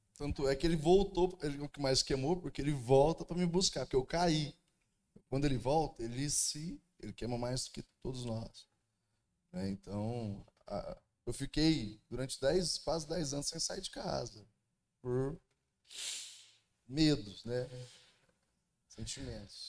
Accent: Uberlândia, Minas Gerais, Brazil; Sou lá de Uberlândia, pastorei a igreja lá no bairro do Almir

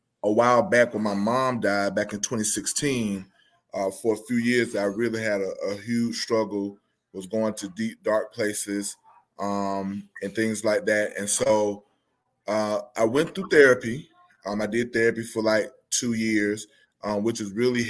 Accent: Albany, Georgia, United States; I too am also from Albany, Georgia

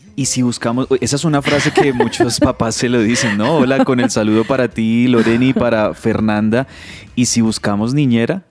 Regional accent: Colombia; en un país como nosotros, en Colombia

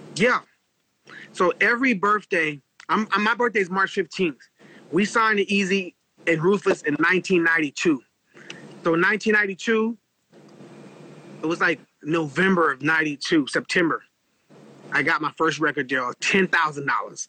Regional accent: Los Angeles, California, United States; moved away as an adult; I grew up in East LA. Uh, we were the only black family in an all Mexican neighborhood

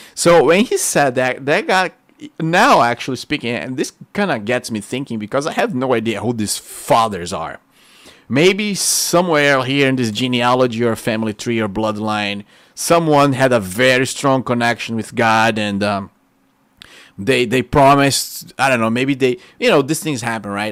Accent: Rio de Janeiro, Brazil; English is a second language; moved away as an adult; now in United States; We just moved out of Rio de Janeiro.

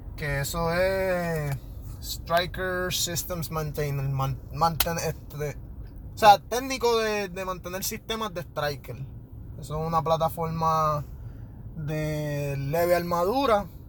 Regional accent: Carolina, Puerto Rico; Soy de Carolina

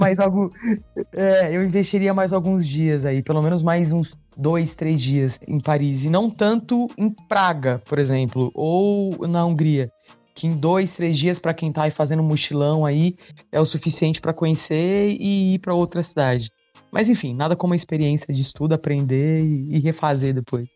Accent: interior of São Paulo, Brazil; now in São Paulo, Brazil; Hoje moro em São Paulo, mas eu sou do interior, do interior de São Paulo

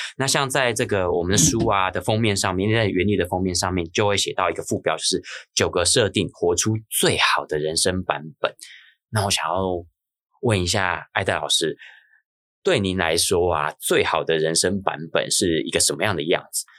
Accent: Hsinchu, Taiwan; 我是新竹长大的小孩

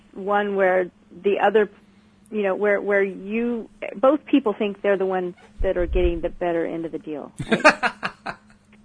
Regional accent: California, United States; moved away; I was born and raised in California and then moved to the other side of the country

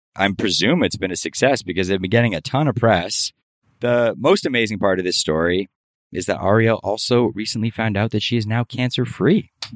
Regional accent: Miami, Florida, United States; now in Los Angeles, United States; I grew up in Miami

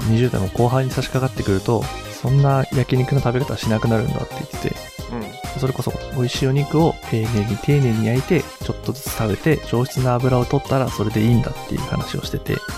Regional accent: Hiroshima, Japan; moved away as an adult; now in Kanto, Japan; 僕らは、兄弟は、広島で生まれたった

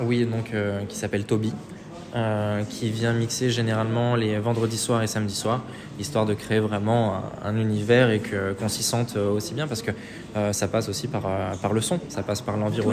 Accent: Saint-Étienne, Auvergne-Rhône-Alpes, France; moved away as an adult; now in Paris, France; je suis de Saint-Etienne de base

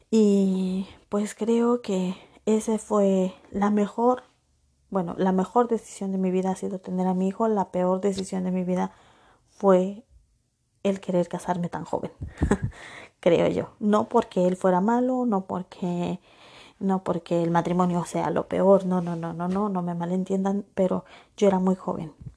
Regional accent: Acapulco, Guerrero, Mexico; moved away as an adult; yo nací en Acapulco Guerrero

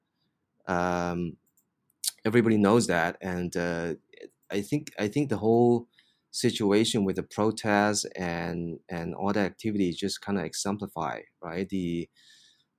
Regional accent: Hong Kong; also born or lived in United States; I was raised in Hong Kong

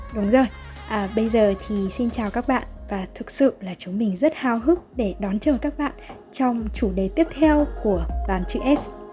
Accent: Vietnam; đất nước Việt Nam của mình

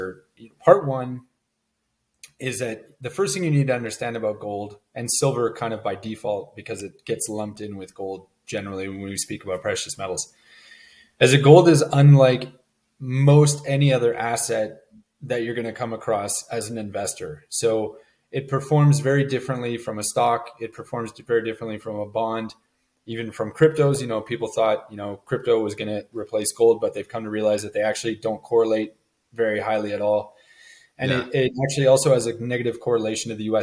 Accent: Montreal, Quebec, Canada; moved away as an adult; now in Cayman Islands; I was born and raised in Montreal, Canada, so cold winters and all

